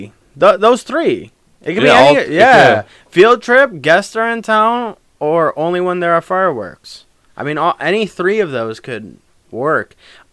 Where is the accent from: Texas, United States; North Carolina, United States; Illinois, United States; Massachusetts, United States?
Illinois, United States; Chicago; The Chicago in me, right?